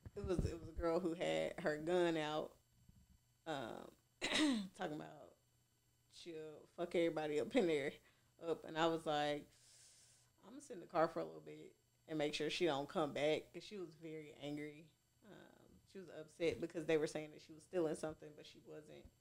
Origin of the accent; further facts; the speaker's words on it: Goodlettsville, Tennessee, United States; also born or lived in East Nashville; East Nashville. I lived, I grew up in Goodlesville